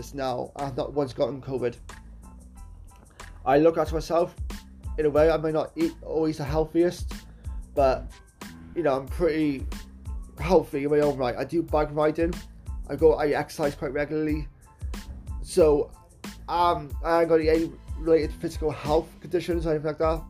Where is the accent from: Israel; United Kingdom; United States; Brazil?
United Kingdom; Wales; my country of Wales